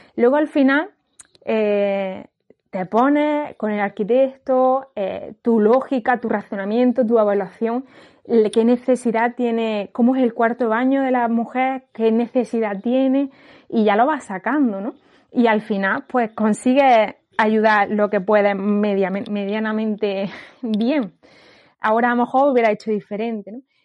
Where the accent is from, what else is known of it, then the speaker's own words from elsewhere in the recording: Granada, Andalusia, Spain; moved away as an adult; also born or lived in northern Spain; mi familia vive en Granada